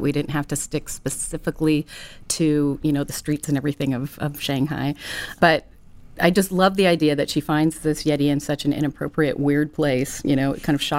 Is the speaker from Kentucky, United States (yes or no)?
no; Ventura, California, United States; a tomboy growing up in Ventura, skateboarding, surfing, camping